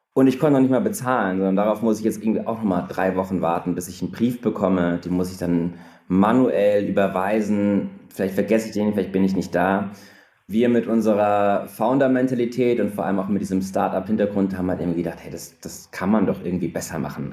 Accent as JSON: {"language": "German", "town": "Frankfurt", "region": "Hesse", "country": "Germany", "tie": "born or raised there", "also_born_or_lived": "Munich", "moved": "as an adult", "lives_now": "Berlin, Germany", "said": "ich bin gebürtiger Frankfurter und bin dann zum Studieren letztlich nach München gefahren"}